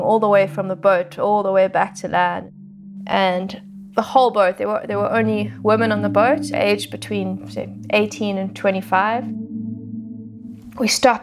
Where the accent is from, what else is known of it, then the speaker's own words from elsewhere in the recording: Johannesburg, Gauteng, South Africa; I grew up in Johannesburg, which is a landlocked, big city, very far away from nature